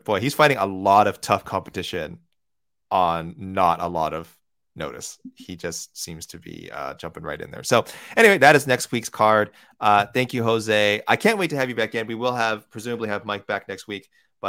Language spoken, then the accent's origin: English; Edmonton, Alberta, Canada; And I'm from Edmonton, so it hurts to say this.